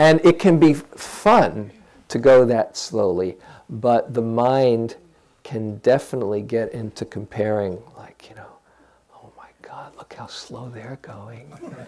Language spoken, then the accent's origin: English; California, United States; I'm from the Bay Area, you know.